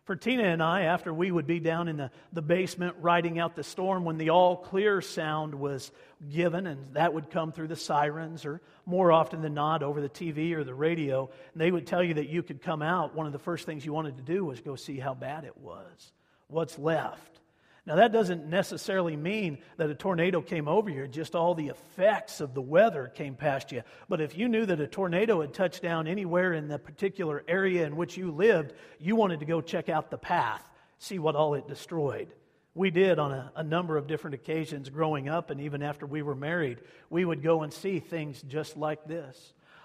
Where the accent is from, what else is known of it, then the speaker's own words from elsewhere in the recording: Wichita, Kansas, United States; also born or lived in Oklahoma / Hutchinson, Kansas; I was born in Wichita, Kansas, and then my dad was transferred to Oklahoma. We spent the first 5 years of my life in Oklahoma and then moved back to Wichita and stayed there until my junior year of high school, and then we moved 60 miles away to the community of Hutchison.